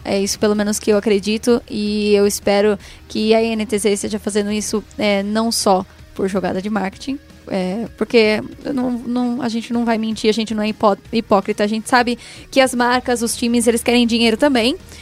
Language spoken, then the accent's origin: Portuguese; interior of São Paulo, Brazil; Eu sou do interior de São Paulo.